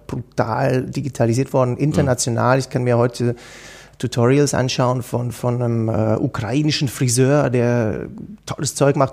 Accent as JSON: {"language": "German", "country": "Switzerland", "said": "bei uns in der Schweiz"}